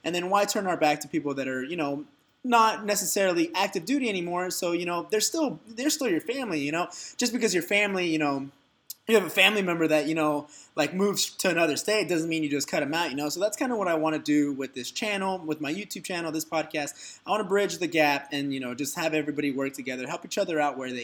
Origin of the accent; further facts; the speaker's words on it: Dallas, Texas, United States; moved away as an adult; now in Orange County, United States; I'm originally from Dallas, Texas, and, you know, I'm a Texas native by heart